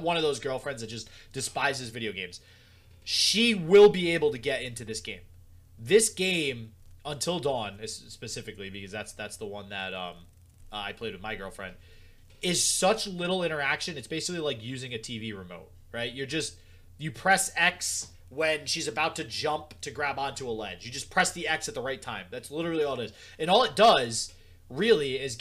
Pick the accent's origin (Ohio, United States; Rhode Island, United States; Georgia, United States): Rhode Island, United States; because I'm from Rhode Island